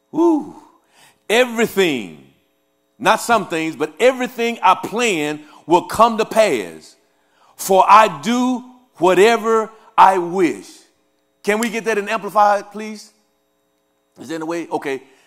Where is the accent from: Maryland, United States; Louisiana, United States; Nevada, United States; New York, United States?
Louisiana, United States; also born or lived in Kansas City; now in Topeka, Kansas, United States; I am, uh, uh, originally from Louisiana